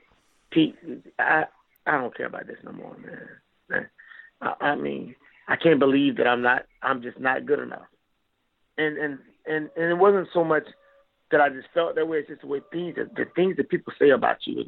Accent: Florida, United States

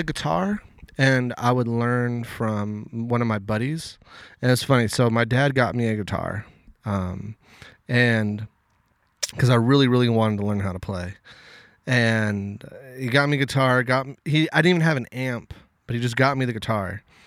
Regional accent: Los Angeles, California, United States; I grew up in Westchester, which is right next to the L A X airport.

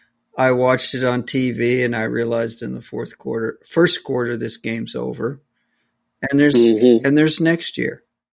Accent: Missouri, United States; now in Los Angeles, United States; I am from Missouri.

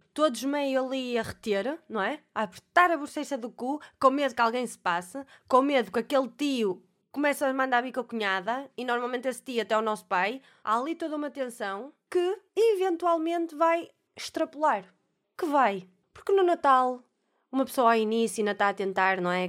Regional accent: Alfena, North, Portugal; Eu sou da Alfena, em Alfena, aquilo é, toda a gente se conhece

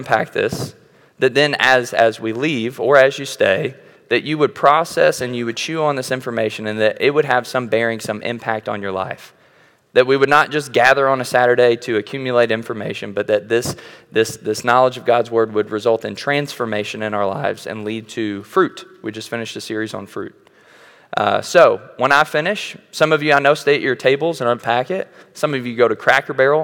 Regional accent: Bullitt County, Kentucky, United States; I'm from Bullitt County.

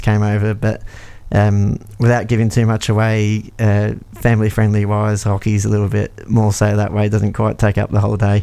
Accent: Australia; moved away as an adult; now in Peterborough, United Kingdom; I grew up in Australia

